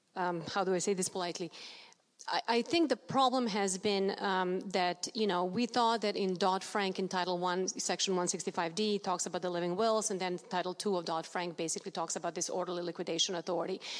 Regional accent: Serbia; now in United States; I was born in Serbia, not Russia

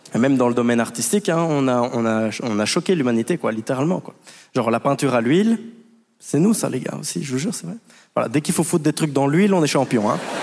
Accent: Belgium; moi je viens de Belgique

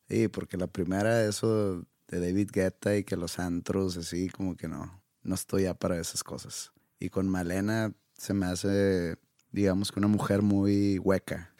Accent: Mexico; Yo soy de México

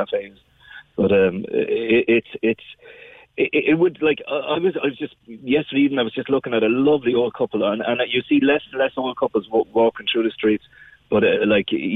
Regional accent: Kildare, Leinster, Ireland; now in Cork, Ireland; I'm from Kildare

